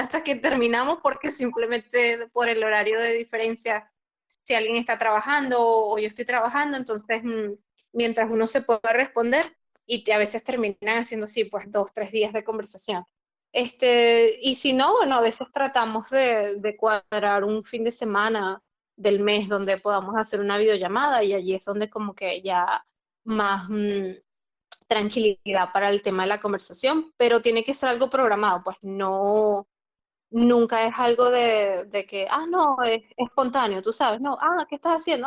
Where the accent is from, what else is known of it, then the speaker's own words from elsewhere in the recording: Barquisimeto, Lara, Venezuela; moved away as an adult; now in Bucharest, Romania; soy de Venezuela